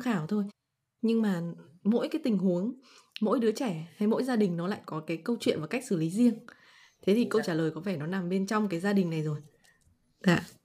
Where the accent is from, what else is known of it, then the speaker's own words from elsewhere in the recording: Vietnam; mình là người Việt Nam